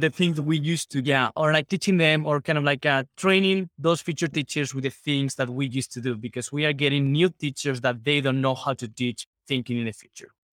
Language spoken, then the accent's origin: English; Spain; English is a second language; we are from Spain